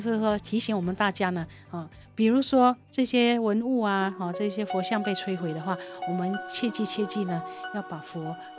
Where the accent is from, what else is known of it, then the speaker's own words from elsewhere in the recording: Malaysia; also born or lived in Taiwan; 我们今天马来西亚如果说没有保存母语的文化、嗯、母语的这个教育的话，我们会变成什么呢？黄皮白心。